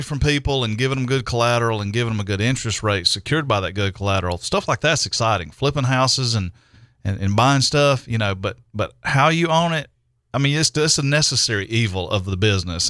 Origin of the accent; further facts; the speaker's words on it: Greer, South Carolina, United States; I'm in my hometown